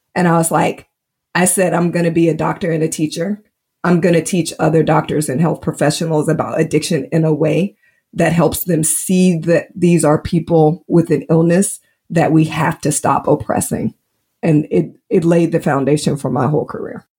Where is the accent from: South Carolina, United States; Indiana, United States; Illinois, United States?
Indiana, United States; Indianapolis; now in Georgia, United States; growing up in Indianapolis, Indiana in the early 80s